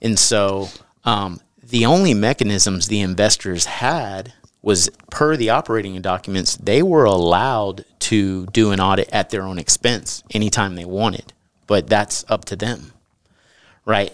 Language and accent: English; East Texas, United States; I grew up in East Texas